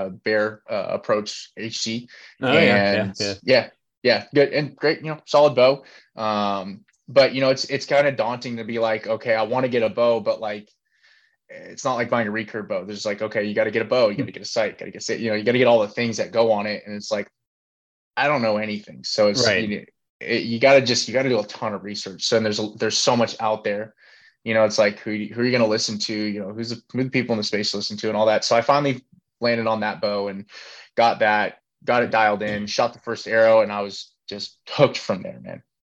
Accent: Northern California, United States; I'm born and raised in Northern California in a real small town outside of like some larger cities

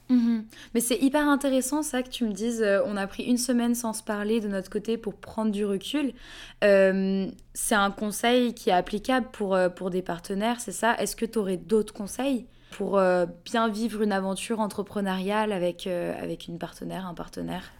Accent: France; je suis française.

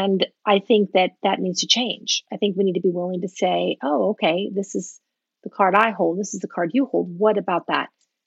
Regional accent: United States; first language English; I was born in the U.S., that English is my first language

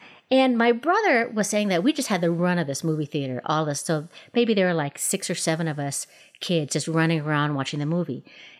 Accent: Minneapolis, Minnesota, United States; Where I grew up in Minneapolis with my two brothers and my little sister and our mother.

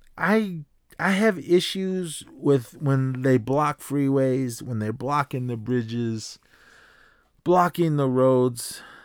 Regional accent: Oakland, California, United States; growing up in Oakland

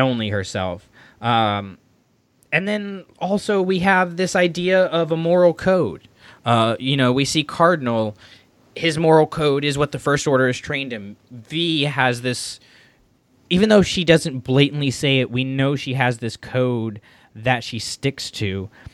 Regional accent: Florida, United States; moved away; I'm from Florida. I left Florida not on the best of terms

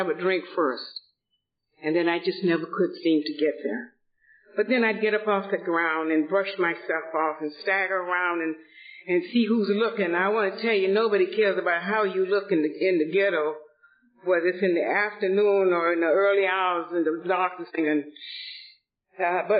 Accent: Atlanta, Georgia, United States; moved away as an adult; also born or lived in Boston; now in Los Angeles, United States; I was born and raised in Atlanta, Georgia, in a very affluent family

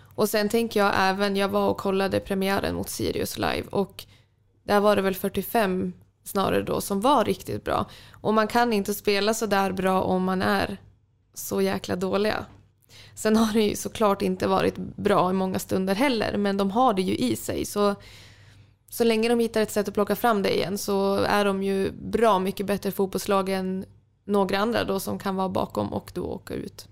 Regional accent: Umeå, Västerbotten County, Sweden; moved away as an adult; now in Sundsvall, Sweden; jag från Umeå

